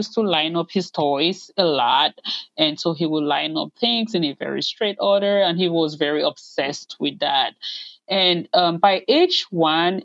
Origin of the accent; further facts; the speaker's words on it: Cameroon; moved away as an adult; now in United States; I'm originally from Cameroon in West Central Africa, but I have lived in the U.S. since 2006.